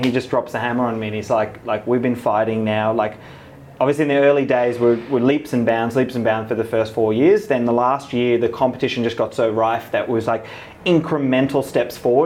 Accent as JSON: {"language": "English", "country": "South Africa", "tie": "born or raised there", "moved": "yes", "said": "I'm South African"}